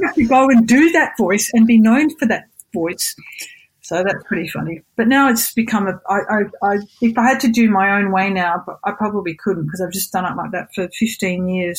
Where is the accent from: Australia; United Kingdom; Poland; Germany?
Australia; moved away as an adult; now in Japan; I'm not, I'm Australian.